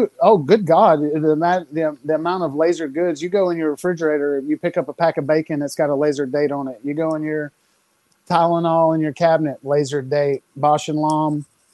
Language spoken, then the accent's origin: English; the South, United States; So I'm from the South